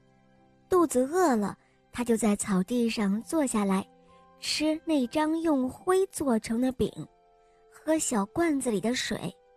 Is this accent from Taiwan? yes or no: no; Xi'an, Shaanxi, China; 我五岁了，我来自西安